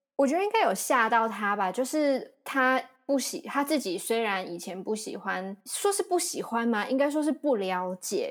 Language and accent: Chinese; Kaohsiung, Taiwan; moved away; 我是高雄人